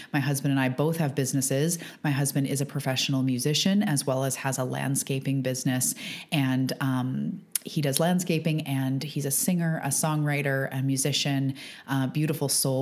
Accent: Canada; I'm a Canadian living on the West Coast of Canada

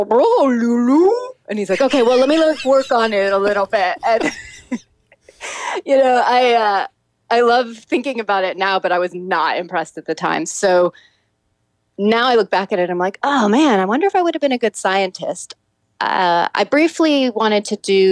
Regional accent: Altadena, California, United States; I grew up in Altadena, California. So that's just north of Pasadena

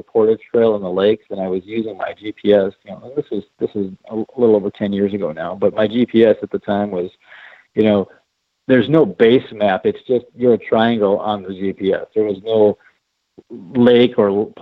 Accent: Midwest, United States; I grew up hunting whitetails in the Midwest

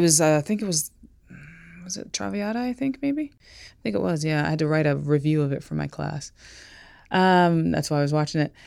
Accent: Greensboro, North Carolina, United States; we're sitting here in a studio at the Triad Stage in Greensboro, North Carolina, my hometown, where I was born

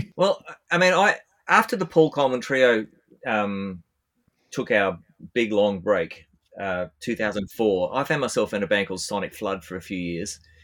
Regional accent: Australia; I'm I'm an Australian bass player

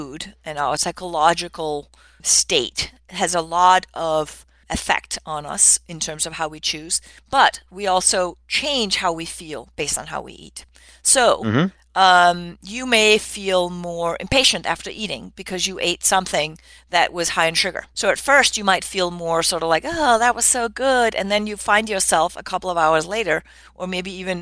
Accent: Denmark; moved away; I grew up in Denmark

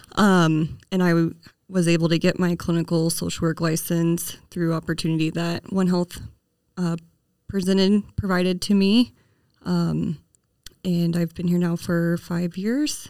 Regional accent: Kansas, United States; moved away as an adult; now in Hardin, United States; I was born and raised in Kansas, and I moved to Montana after I married my husband

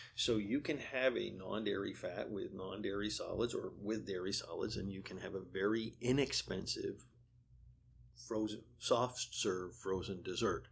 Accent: Vermont, United States; now in Pennsylvania, United States; I grew up in Vermont

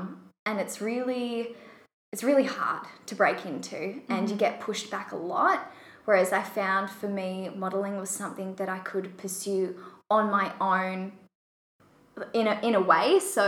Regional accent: Western Australia, Australia; also born or lived in Perth / Kalgoorlie; So I was born in Perth, Western Australia, and my dad works for the Australian Federal Police, so we moved around a lot when I was younger. So I lived in Kalgoorlie for a bit

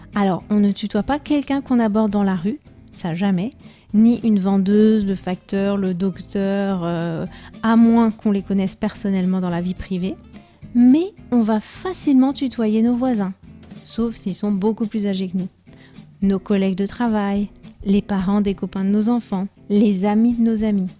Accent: France; first language French; moved away as an adult; now in Spain; j'ai grandi en France, j'y ai vécu jusqu'à l'âge de 20 ans

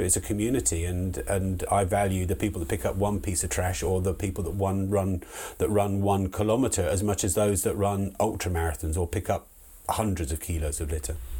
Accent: Hartfield, South East England, United Kingdom; moved away as an adult; also born or lived in Liverpool / London; I come from a really small village in the the southeast of England, in a place called Hartfield, and I was born there, raised up there until I was 18.

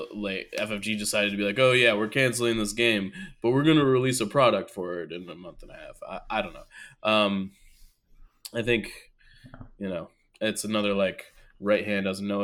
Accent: Syracuse, New York, United States; Look, man, I'm from Syracuse.

